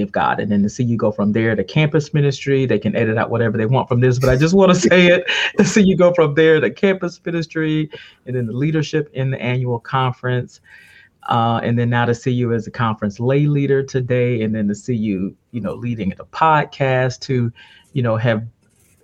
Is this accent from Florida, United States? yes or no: yes; Ocala, Florida, United States; I grew up in Ocala, Florida